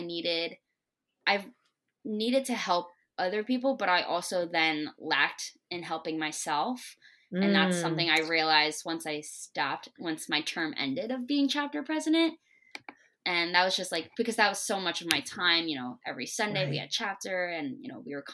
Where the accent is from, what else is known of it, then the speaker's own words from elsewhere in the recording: East Brunswick, New Jersey, United States; moved away as an adult; also born or lived in Hamden, Connecticut; I'm from East Brunswick, New Jersey. I love being from Jersey.